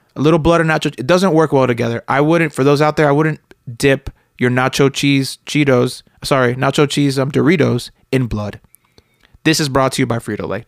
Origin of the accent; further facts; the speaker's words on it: Miami, Florida, United States; moved away; I grew up in Miami with a lot of banana spiders